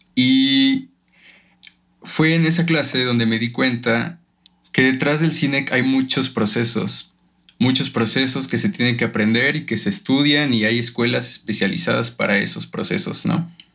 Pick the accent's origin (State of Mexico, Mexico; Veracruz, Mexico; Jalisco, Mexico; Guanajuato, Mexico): Guanajuato, Mexico; moved away as an adult; yo vengo de un pueblito de Guanajuato